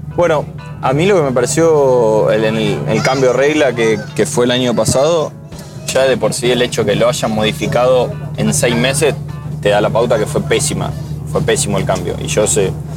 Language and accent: Spanish; Armstrong, Santa Fe, Argentina; mi pueblo, en Armstrong, hay una escuela de, tenis adaptado que, lleva mi nombre